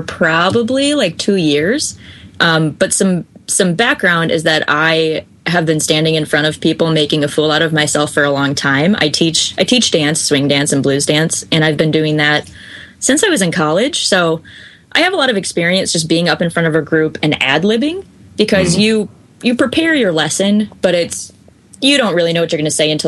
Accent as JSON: {"language": "English", "town": "Chicago", "region": "Illinois", "country": "United States", "moved": "yes", "lives_now": "Minneapolis, United States", "said": "I'm actually from Chicago originally"}